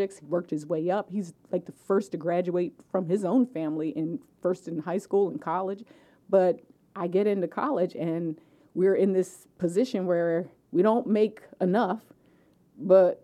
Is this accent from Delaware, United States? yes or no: yes; Delaware, United States; also born or lived in Philadelphia, Pennsylvania; I was born in Philadelphia, but raised here in Delaware.